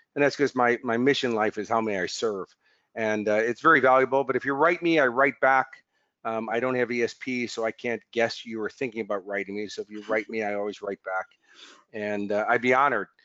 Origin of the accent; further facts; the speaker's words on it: United States; now in Australia; as an American coming here